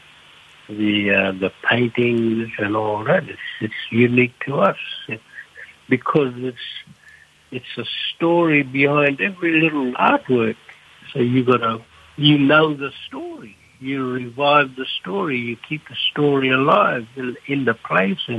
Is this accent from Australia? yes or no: yes; Cardwell Tully area, North Queensland, Australia; I'm from Mariupa, Cardwell Tully area in North Queensland. I'm a Gidame traditional owner.